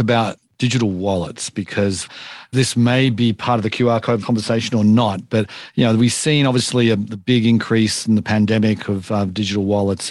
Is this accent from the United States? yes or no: no; Australia; I'm from Australia